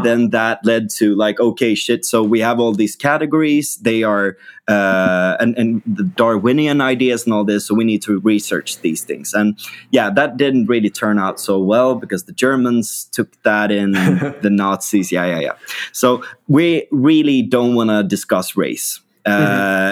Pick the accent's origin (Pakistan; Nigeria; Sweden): Sweden; we in, in Sweden